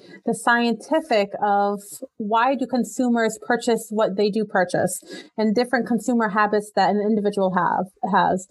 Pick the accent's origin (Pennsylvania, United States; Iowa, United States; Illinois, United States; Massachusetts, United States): Massachusetts, United States; I was born and raised in Massachusetts